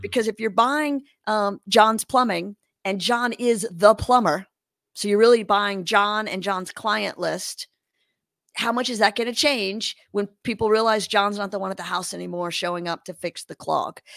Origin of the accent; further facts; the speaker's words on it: Louisiana, United States; moved away as an adult; also born or lived in Los Angeles; I grew up in Louisiana